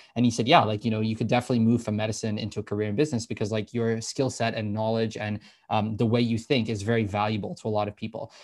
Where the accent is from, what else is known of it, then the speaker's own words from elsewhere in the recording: Toronto, Ontario, Canada; also born or lived in Scotland; born and raised in the Toronto area. Uh, so, you know, grew up here, went to public school my whole life